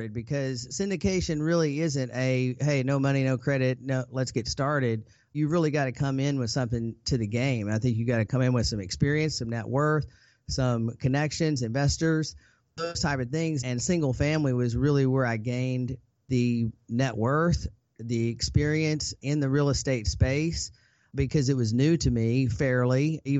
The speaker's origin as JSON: {"language": "English", "region": "Arkansas", "country": "United States", "tie": "born or raised there", "said": "I grew up in Arkansas to a single mom."}